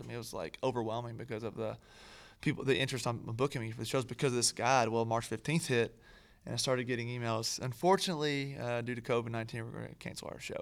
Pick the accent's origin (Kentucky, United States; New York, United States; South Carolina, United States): Kentucky, United States; moved away as an adult; now in Nashville, United States; I'm from Kentucky originally